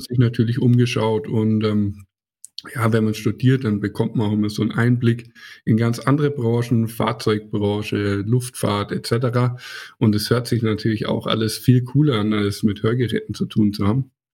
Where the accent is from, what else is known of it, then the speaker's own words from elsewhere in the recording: Hersbruck, Bavaria, Germany; ist ja auch meine Heimat hier